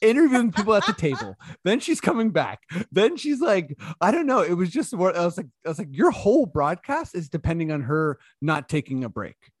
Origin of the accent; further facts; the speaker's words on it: Toronto, Ontario, Canada; we're from Toronto